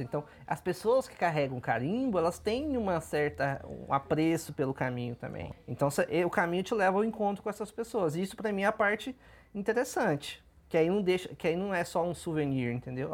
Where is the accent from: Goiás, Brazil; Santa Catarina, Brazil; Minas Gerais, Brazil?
Goiás, Brazil; Goiânia; eu que sou goiano, cresci em Goiânia por muito tempo